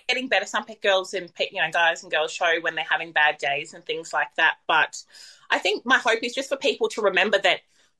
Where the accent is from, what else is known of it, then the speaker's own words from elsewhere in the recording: Tweed Heads, New South Wales, Australia; I'm from Tweed Heads